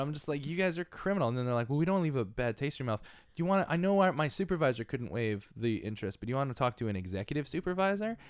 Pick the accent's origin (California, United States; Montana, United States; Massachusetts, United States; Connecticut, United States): Connecticut, United States; moved away as an adult; we grew up in Connecticut